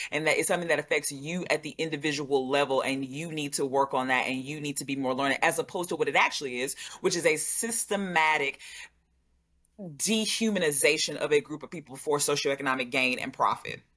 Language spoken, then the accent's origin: English; Louisiana, United States; I'm born and raised in Louisiana